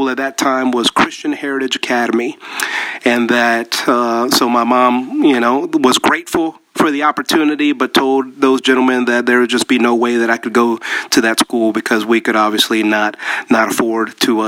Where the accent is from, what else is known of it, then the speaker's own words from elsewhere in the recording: Panama; born there; Both of my parents are actually Colombian, but I was born in Panama, which is Central America.